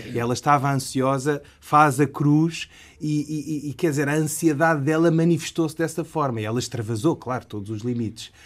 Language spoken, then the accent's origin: Portuguese; Portugal; como português ocidental